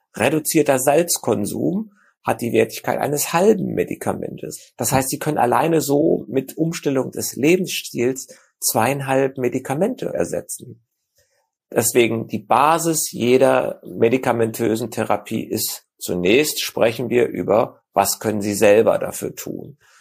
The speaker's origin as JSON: {"language": "German", "country": "Germany", "said": "bei uns in Deutschland"}